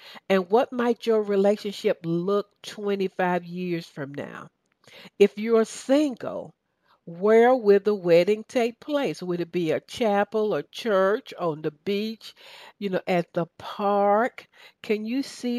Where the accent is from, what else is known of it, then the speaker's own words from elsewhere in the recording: the South, United States; accent: southern; my southern accent